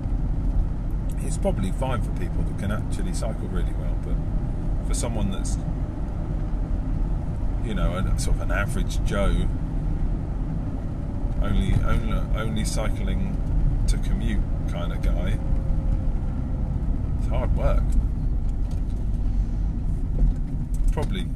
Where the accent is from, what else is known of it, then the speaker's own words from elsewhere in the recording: United Kingdom; also born or lived in Isle of Wight; We're British